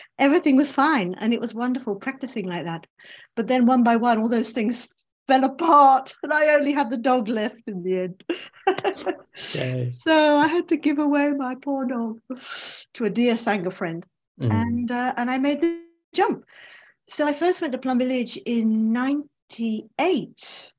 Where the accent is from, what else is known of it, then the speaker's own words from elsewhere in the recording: England, United Kingdom; accent: English; And myself, and of course I'm English, as you can hear from my voice.